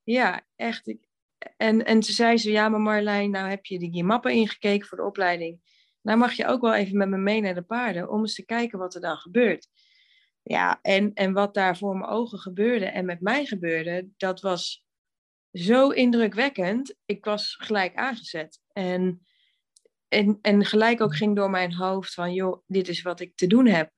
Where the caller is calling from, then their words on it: Veessen, Gelderland, Netherlands; Ik bel vanuit Vezen en ik zit hier heerlijk voor mijn kacheltje eh, in de woonkamer.